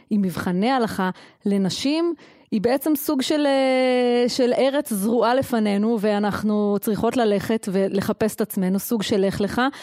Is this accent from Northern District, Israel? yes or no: no; Efrat, Judea and Samaria, Israel; אני גדלתי באפרת מגיל שנה, וזו הייתה דמות מופתית